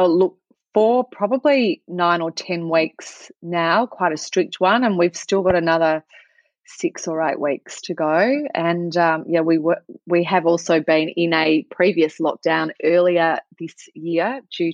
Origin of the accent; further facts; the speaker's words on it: Australia; also born or lived in Melbourne; It's evening here in Melbourne. I'm from Australia